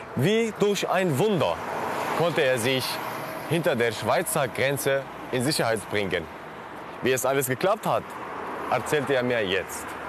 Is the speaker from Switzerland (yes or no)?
no; Syria; moved away as an adult; Ich bin 2011 selbst aus Syrien geflohen über den Landweg